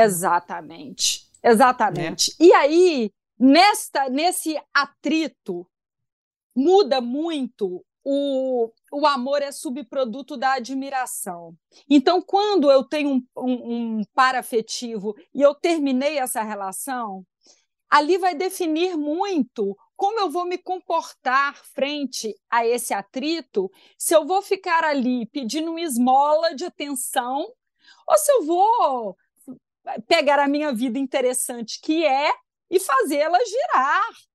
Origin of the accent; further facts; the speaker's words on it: Belo Horizonte, Minas Gerais, Brazil; sou de Belo Horizonte e tenho 39 anos